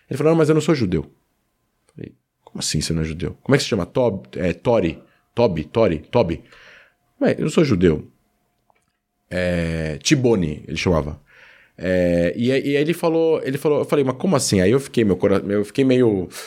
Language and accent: Portuguese; Brazil; Eu sou brasileiro.